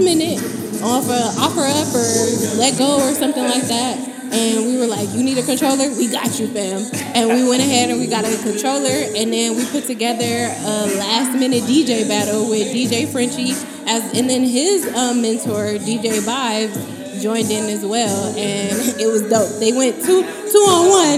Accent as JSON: {"language": "English", "region": "West Coast", "country": "United States", "said": "I'm from the West Coast."}